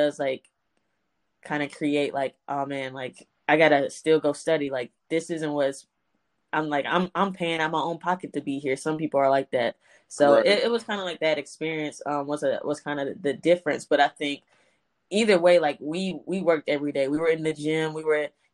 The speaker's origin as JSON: {"language": "English", "town": "Memphis", "region": "Tennessee", "country": "United States", "tie": "born or raised there", "also_born_or_lived": "New York", "moved": "as an adult", "lives_now": "Houston, United States", "said": "I'm from Memphis, Tennessee, born and raised. I've lived there all of my life"}